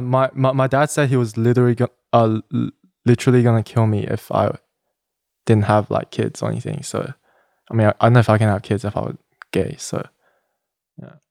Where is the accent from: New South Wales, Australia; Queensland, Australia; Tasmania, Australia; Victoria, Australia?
New South Wales, Australia; Sydney; moved away as an adult; now in Los Angeles, United States; I'm, I'm from Sydney, I, I was born in Sydney, Australia.